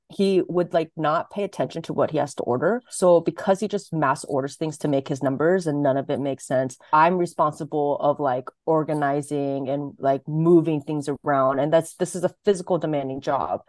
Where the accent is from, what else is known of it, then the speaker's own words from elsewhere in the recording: Sacramento, California, United States; moved away as an adult; also born or lived in Washington State; now in Los Angeles, United States; I grew up in Sacramento.